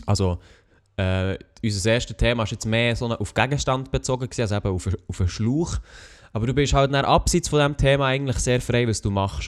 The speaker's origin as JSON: {"language": "German", "country": "Switzerland", "said": "als Schweizer"}